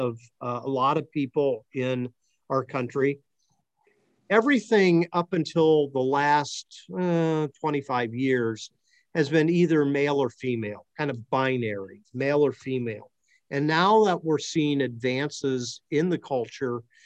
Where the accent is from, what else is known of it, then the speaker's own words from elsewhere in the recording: Akron, Ohio, United States; I'm from Akron